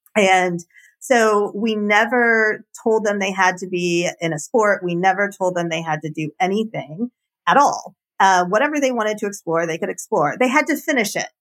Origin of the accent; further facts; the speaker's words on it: Marietta, Georgia, United States; also born or lived in Austin; I grew up in Marietta, Georgia